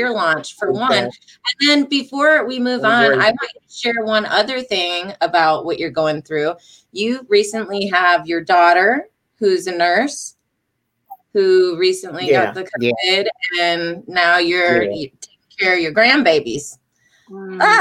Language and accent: English; Michigan, United States; I'm from Michigan